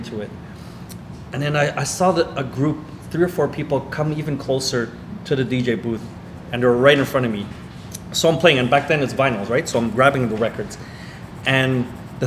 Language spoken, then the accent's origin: English; Montreal, Quebec, Canada; I'm from Montreal.